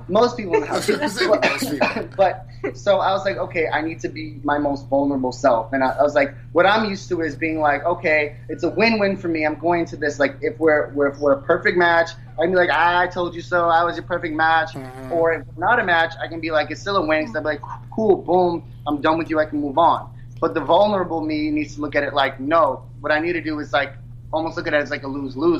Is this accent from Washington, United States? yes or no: no; New York City, New York, United States; I'm from New York City. I'm born and raised